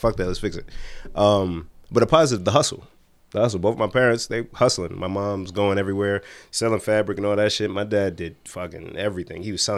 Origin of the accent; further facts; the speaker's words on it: Nigeria; by way of being Nigerian